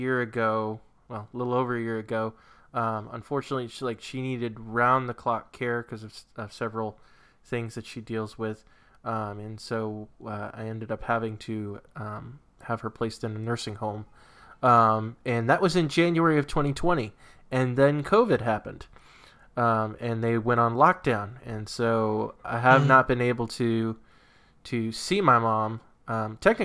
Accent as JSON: {"language": "English", "region": "New England", "country": "United States", "tie": "born or raised there", "moved": "yes"}